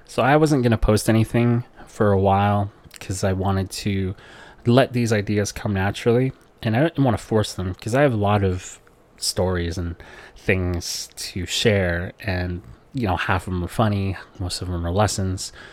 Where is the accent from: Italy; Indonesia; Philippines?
Philippines; growing up in the Philippines where poverty is all you know